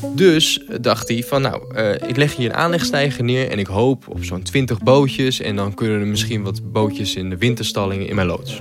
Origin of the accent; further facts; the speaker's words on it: Groningen, Netherlands; De provincie waar ik werk eh, voor NSC Handelsblad en eh, ook waar ik vandaan kom